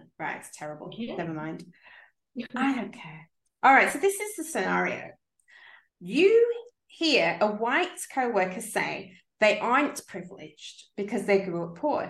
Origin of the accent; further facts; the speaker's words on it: United Kingdom; we're both from Britain, the UK